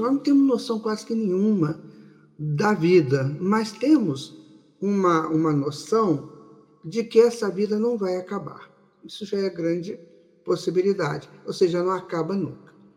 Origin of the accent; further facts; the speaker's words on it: Maceió, Alagoas, Brazil; aqui na Rádio Brasil Espírita de Maceió, nesse nosso Nordeste querido